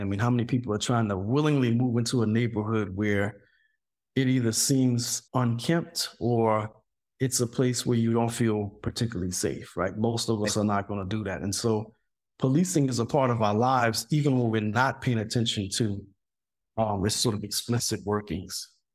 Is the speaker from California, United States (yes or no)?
no; South Louisiana, United States; moved away; I grew up in Louisiana during the period of the Carson expansion